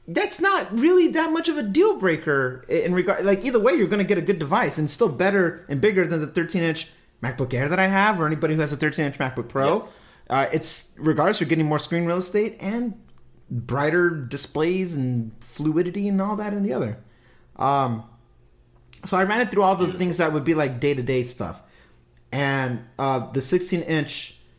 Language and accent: English; California, United States; I'm a Californian.